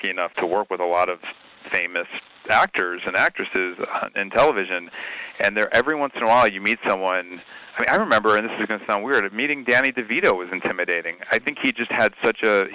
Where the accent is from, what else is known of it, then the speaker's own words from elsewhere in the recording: Highland Park, Illinois, United States; I grew up in the 80s in suburban Chicago in Highland Park, Illinois